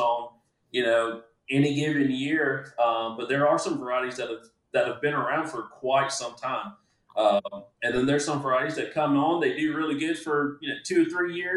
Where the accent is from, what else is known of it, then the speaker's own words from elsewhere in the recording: Groveland, Florida, United States; my hometown of Groveland or in Clermont